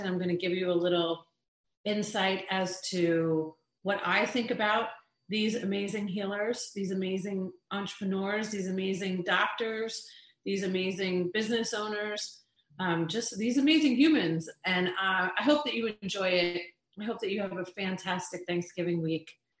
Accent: Long Island, New York, United States; Really spent years and years of our lives growing up in Long Island, New York

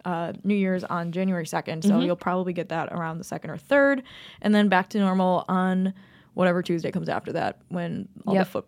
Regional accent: Chicago, Illinois, United States; I grew up in Chicago.

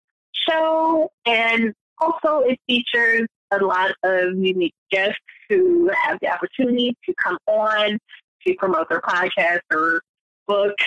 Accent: St. Louis, Missouri, United States; my hometown, St. Louis, Ferguson area.

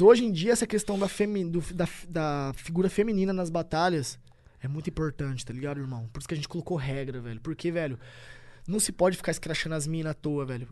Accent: Tupã, São Paulo, Brazil; moved away as an adult; Eu nasci em Tupã.

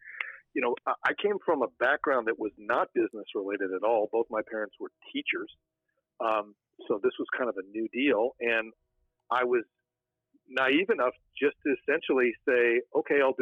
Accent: Big Bear Lake, California, United States; now in Phoenix, United States; I grew up in Big Bear Lake

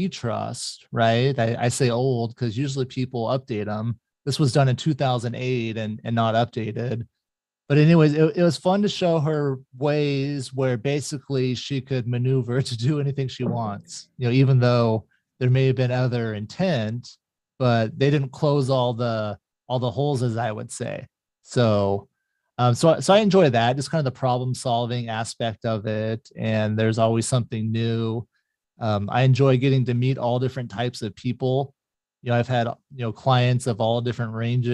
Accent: Mesa, Arizona, United States; grew up in Mesa, Arizona.

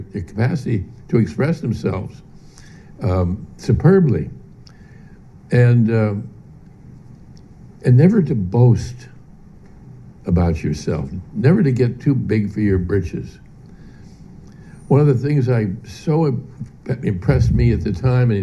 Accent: Pittsburgh, Pennsylvania, United States; I grew up in Pittsburgh, Pennsylvania

